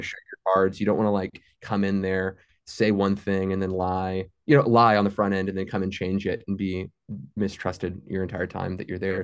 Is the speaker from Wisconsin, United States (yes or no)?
no; Fort Worth, Texas, United States; moved away as an adult; also born or lived in Saint Elmo, Illinois; now in Ada, United States; I grew up in Fort Worth my entire life